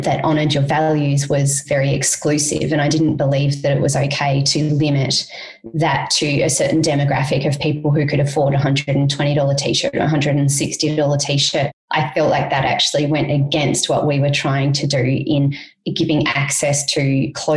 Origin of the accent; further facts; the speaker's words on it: Australia; moved away; also born or lived in Cambodia; as an Australian